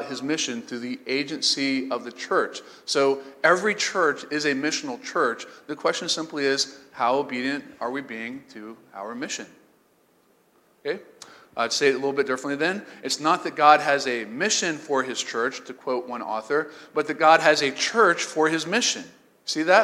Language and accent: English; St. Augustine, Florida, United States; also born or lived in Bible Belt; I'm from St. Augustine, Florida